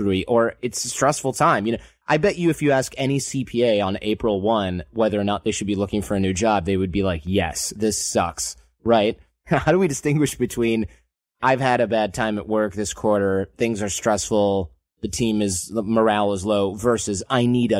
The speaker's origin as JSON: {"language": "English", "region": "Michigan", "country": "United States", "tie": "born or raised there", "said": "Or if you grew up where I grew up in Michigan"}